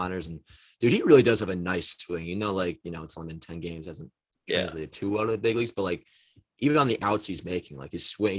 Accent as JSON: {"language": "English", "town": "Toms River", "region": "New Jersey", "country": "United States", "tie": "born or raised there", "said": "my hometown-ish area of Tom's River."}